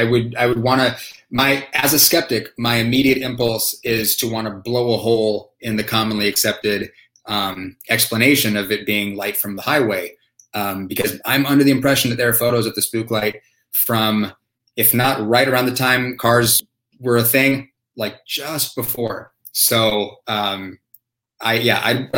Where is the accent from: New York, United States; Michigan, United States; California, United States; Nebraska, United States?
California, United States; San Diego; When I was growing up in San Diego, we had a screaming tree